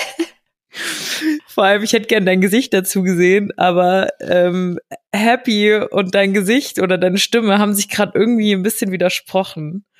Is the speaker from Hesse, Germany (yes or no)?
yes; Giessen, Hesse, Germany; moved away; bei uns in Gießen